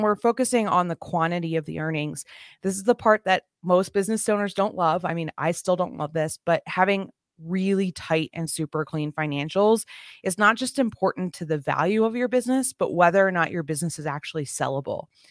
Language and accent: English; New Jersey, United States; moved away as an adult; now in Colorado, United States; I grew up in New Jersey